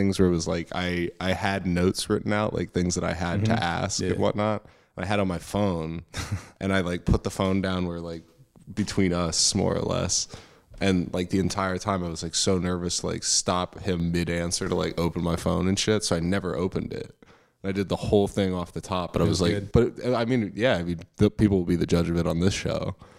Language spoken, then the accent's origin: English; Pennsylvania, United States; born there; Like I was born in Pennsylvania, so like, I know a little bit about that, and then like grew up elsewhere.